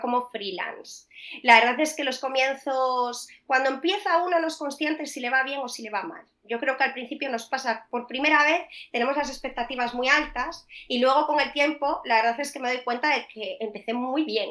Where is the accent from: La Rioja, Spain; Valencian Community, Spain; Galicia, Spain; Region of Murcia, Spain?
Galicia, Spain; Vigo; moved away as an adult; also born or lived in Salamanca / Madrid; yo soy de Vigo